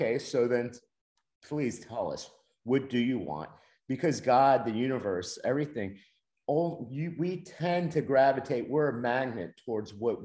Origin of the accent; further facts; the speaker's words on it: Miami, Florida, United States; I grew up in Miami